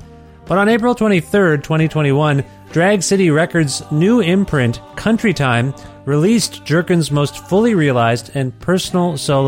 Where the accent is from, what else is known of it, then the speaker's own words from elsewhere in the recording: Canada; I'm Canadian.